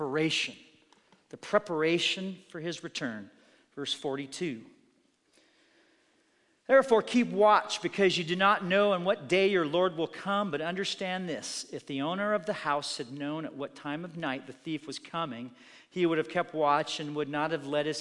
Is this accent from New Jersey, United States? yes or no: no; Oregon, United States; growing up in Oregon